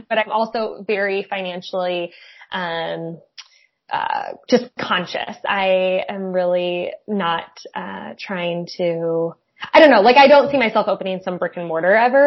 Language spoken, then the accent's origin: English; South Bend, Indiana, United States; also born or lived in Goshen, Indiana; I went to Penn High School, so Granger, South Bend area